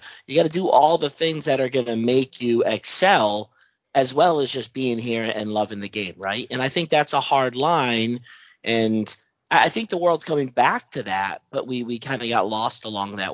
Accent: United States; now in Ottawa, Canada; I'm from the States originally

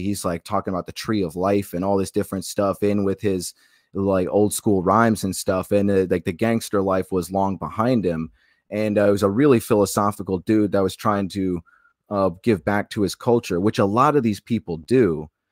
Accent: Alaska, United States; also born or lived in Macon, Georgia; now in Florida, United States; I was born thirty minutes outside of Eatonton in Macon, Georgia. Raised my life, uh, most of my life in Alaska

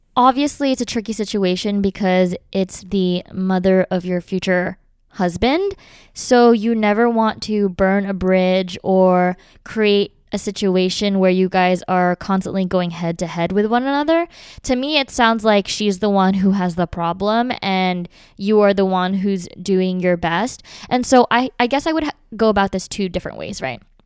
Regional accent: Philadelphia, Pennsylvania, United States; we're all from Philly

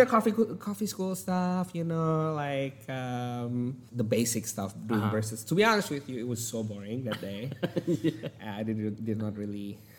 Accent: Jakarta, Indonesia; moved away as an adult; also born or lived in Sulawesi, Indonesia; now in Australia; I was born in Sulawesi, in one of the coffee island in Indonesia.

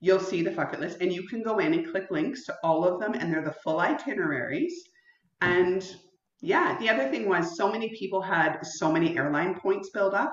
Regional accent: Canada; being Canadian

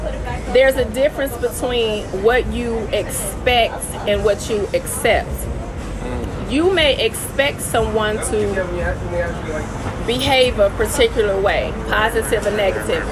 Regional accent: Detroit, Michigan, United States; also born or lived in Wilberforce, Ohio; now in New York, United States; I'm from Detroit, East Side, 7 Mile

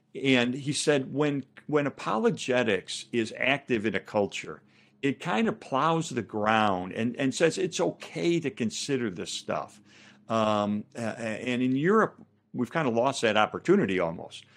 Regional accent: Chicago, Illinois, United States; I'm from Chicago

